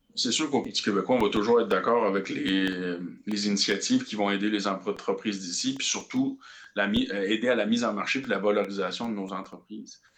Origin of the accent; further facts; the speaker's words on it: Quebec, Canada; nous, au Québec